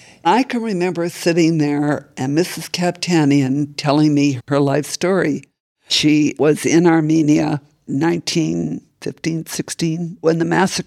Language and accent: English; Edmonton, Alberta, Canada; now in San Francisco, United States; I grew up in Edmonton, Canada.